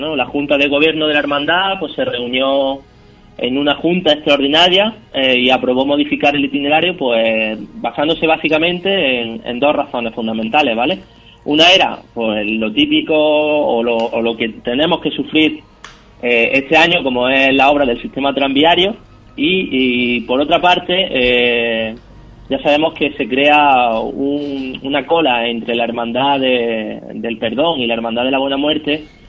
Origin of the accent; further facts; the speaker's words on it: Jaén, Andalusia, Spain; nuestra ciudad